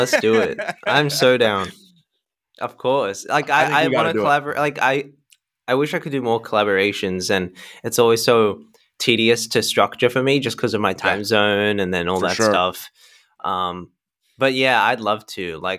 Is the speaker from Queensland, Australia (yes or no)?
no; Sydney, New South Wales, Australia; So I was born in Sydney, Australia, and I've grown up here my whole life.